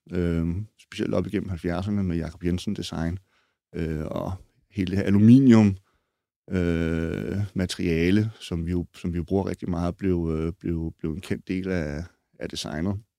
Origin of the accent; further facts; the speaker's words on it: Denmark; os danskere